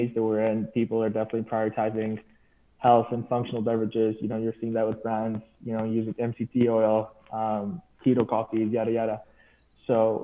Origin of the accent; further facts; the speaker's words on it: Dubai, United Arab Emirates; moved away as an adult; I was from Dubai, and Dubai is known for having a really rich coffee culture